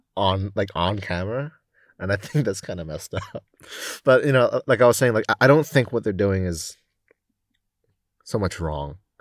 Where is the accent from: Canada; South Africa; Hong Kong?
Hong Kong; also born or lived in United Kingdom; I was born and raised here, spending only three years in the U K for university